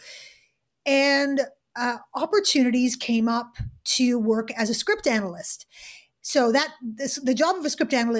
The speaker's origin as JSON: {"language": "English", "town": "Montreal", "region": "Quebec", "country": "Canada", "tie": "born or raised there", "also_born_or_lived": "United Kingdom", "moved": "as an adult", "said": "I grew up in Montreal in Canada."}